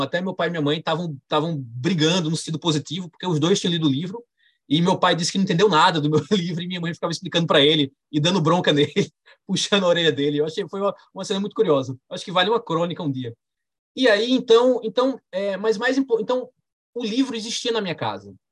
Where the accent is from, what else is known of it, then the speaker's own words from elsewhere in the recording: Campina Grande, Paraíba, Brazil; eu sou, sou paraibano